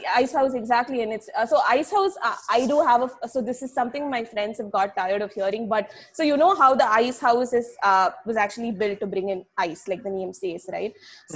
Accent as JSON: {"language": "English", "town": "Chennai", "region": "Tamil Nadu", "country": "India", "said": "I'm from the city, I'm from Chennai"}